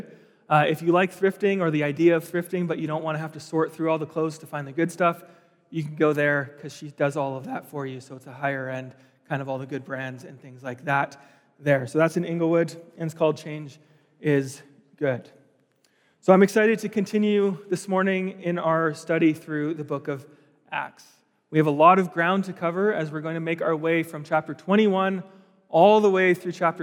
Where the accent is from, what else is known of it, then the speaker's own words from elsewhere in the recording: Steveston, British Columbia, Canada; moved away as an adult; also born or lived in California / Vancouver; now in Calgary, Canada; I grew up just outside of Vancouver in a place called Steveston.